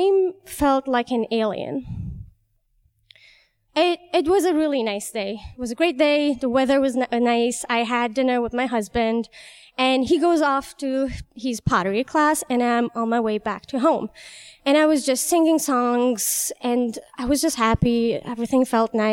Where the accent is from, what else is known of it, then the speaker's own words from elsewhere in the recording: Tehran, Tehran Province, Iran; moved away as an adult; also born or lived in Chicago; now in United States; I am from Iran, Tehran, and I came here 3 years ago